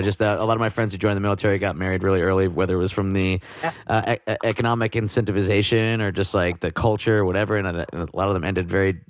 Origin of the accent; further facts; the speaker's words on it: New Jersey, United States; I'm from New Jersey.